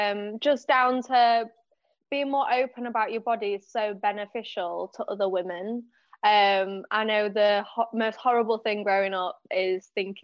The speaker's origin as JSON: {"language": "English", "town": "Leeds", "region": "Yorkshire and the Humber", "country": "United Kingdom", "accent": "northern", "said": "Yeah, Leeds."}